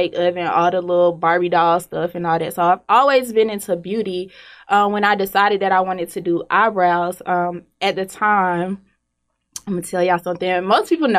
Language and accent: English; Decatur, Georgia, United States; I'm from Decatur, Georgia